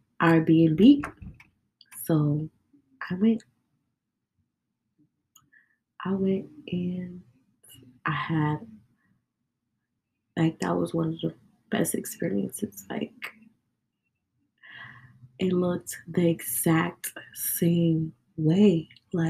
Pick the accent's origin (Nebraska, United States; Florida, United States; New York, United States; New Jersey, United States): New York, United States; I'm from New York. And us people, you know, from New York